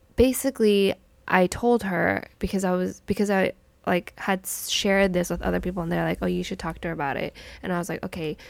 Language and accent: English; United States; I was literally, like, born and raised my whole entire life in America.